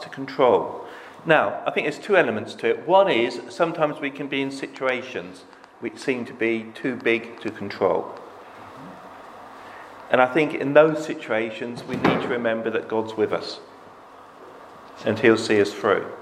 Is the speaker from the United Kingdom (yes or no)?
yes; United Kingdom; us as British people